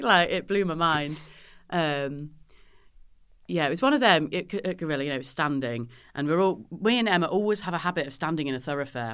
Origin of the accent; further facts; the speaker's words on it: Northamptonshire, East Midlands, United Kingdom; moved away as an adult; now in Manchester, United Kingdom; I'm from the Midlands